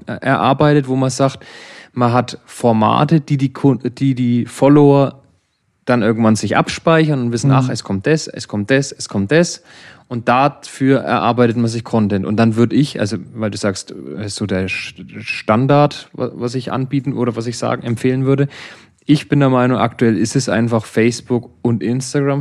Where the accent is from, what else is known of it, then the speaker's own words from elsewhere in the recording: Germany; Bei uns in Deutschland